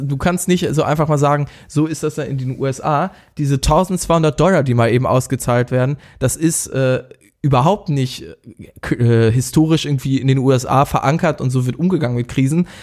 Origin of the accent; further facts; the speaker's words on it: Germany; uns als äh, Deutsche